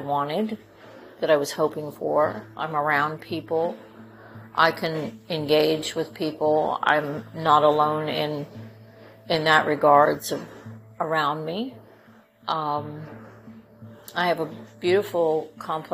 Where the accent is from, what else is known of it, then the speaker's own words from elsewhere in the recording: California, United States; moved away; I grew up in California